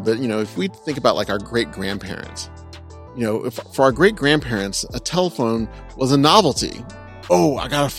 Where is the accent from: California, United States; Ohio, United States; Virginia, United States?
California, United States; Southern; born or raised there